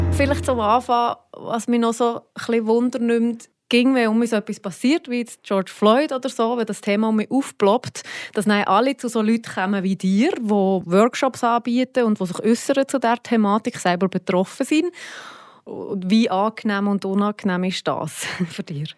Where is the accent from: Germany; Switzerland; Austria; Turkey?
Switzerland; hier bei uns in der Schweiz